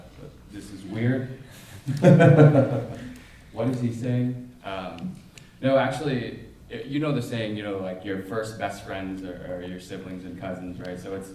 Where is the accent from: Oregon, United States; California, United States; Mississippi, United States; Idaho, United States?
Oregon, United States; Portland; growing up in Portland